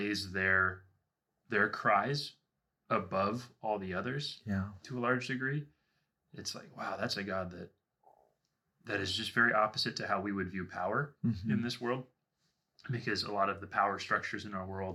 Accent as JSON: {"language": "English", "region": "Washington", "country": "United States", "moved": "yes", "lives_now": "Southern California, United States", "said": "I'm from Washington State."}